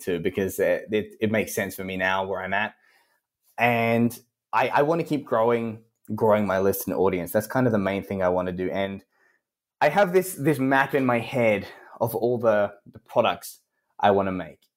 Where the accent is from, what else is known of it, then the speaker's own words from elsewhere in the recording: Australia; accent: Australian; as an Australian